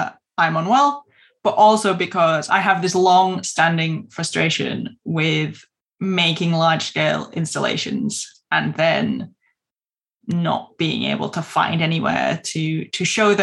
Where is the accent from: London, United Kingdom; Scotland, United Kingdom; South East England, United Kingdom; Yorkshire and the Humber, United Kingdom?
Yorkshire and the Humber, United Kingdom; Keighley; at Keithy Creative in my hometown